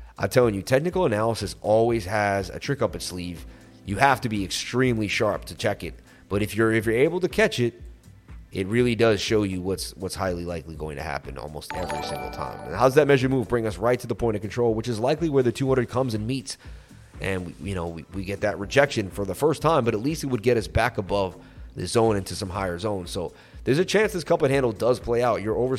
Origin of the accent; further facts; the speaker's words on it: Oklahoma, United States; I'm from Oklahoma, so please talk slowly.